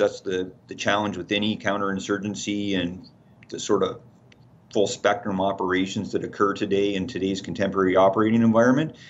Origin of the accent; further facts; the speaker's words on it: Canada; as Canadians